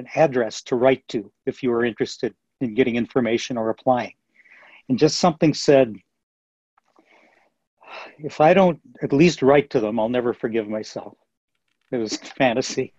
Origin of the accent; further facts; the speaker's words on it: Minneapolis, Minnesota, United States; I grew up in Minneapolis, by the way, Minneapolis, Minnesota